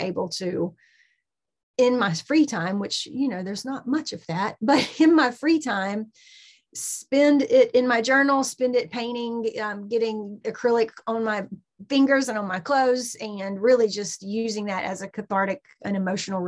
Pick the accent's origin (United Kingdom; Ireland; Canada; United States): United States; Southeast Georgia; I am spent most of my life, as you can probably hear in my accent, in Southeast Georgia